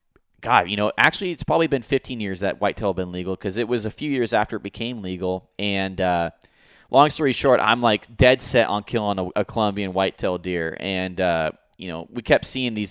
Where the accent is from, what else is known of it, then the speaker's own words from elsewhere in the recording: Roseburg, Oregon, United States; I grew up in Roseburg here